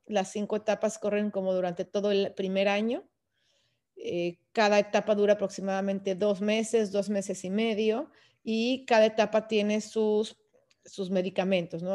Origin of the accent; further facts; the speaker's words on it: León, Guanajuato, Mexico; moved away as an adult; also born or lived in Texas; nosotros somos de León, Guanajuato